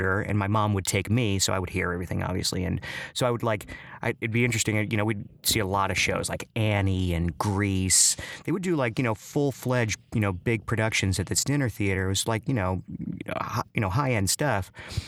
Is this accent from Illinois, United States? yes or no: yes; Chicago, Illinois, United States; You know, I grew up in Chicago, which seems like it would be like a very, you know, rich in culture and stuff. But I actually grew up in the city of Chicago, but in one of the most culturally devoid of culture areas in Chicago, just on the southwest side.